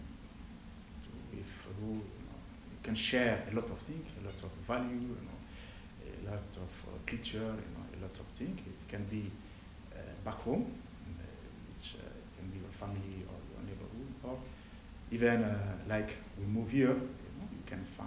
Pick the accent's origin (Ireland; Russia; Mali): Mali; moved away as an adult; I'm from Africa, Mali, country based in West Africa. I have been here since 16 months.